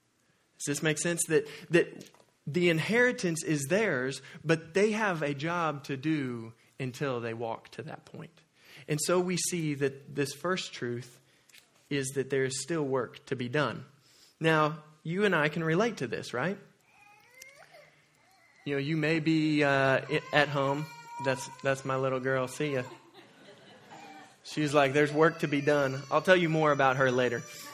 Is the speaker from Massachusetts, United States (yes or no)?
no; Oklahoma, United States; moved away; Now, I'm from Oklahoma